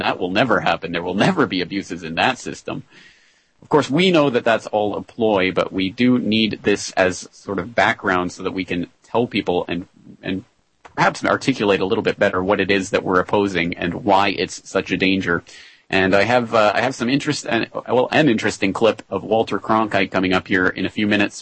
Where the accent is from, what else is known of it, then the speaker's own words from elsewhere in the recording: Canada; now in Japan; a Canadian living in Japan